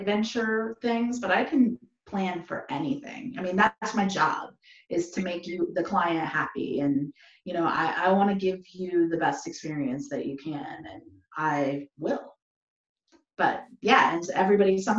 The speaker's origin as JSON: {"language": "English", "region": "Colorado", "country": "United States", "moved": "yes", "said": "I'm from Colorado originally"}